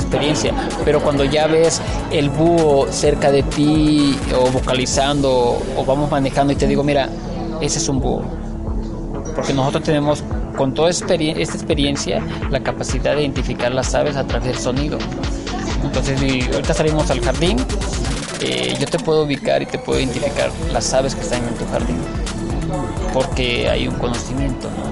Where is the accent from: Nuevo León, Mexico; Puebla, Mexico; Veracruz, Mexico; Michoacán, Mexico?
Veracruz, Mexico; now in Chiapas, Mexico; digo Chiapas porque ahí vivo, pero yo soy de Veracruz